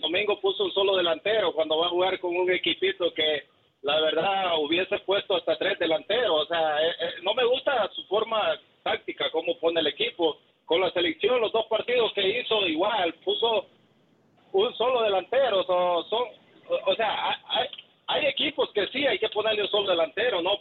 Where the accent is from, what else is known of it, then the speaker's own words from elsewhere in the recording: El Salvador; now in Houston, United States; yo soy de Salvador